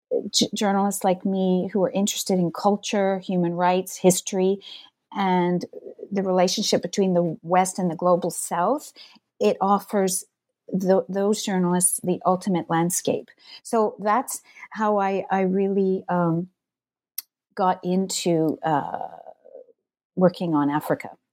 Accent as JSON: {"language": "English", "area": "south of Montreal", "region": "Quebec", "country": "Canada", "tie": "born or raised there", "also_born_or_lived": "Ontario / Toronto / British Columbia", "moved": "yes", "said": "I was born in Montreal. I grew up, uh, south of the city in the countryside"}